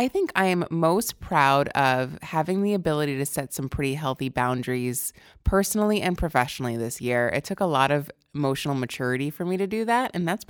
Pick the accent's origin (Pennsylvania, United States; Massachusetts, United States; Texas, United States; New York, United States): New York, United States; Selden; moved away as an adult; I'm from Long Island originally. I lived there for the first 19 years of my life. Suffolk County, Selden, out by Port Jeff.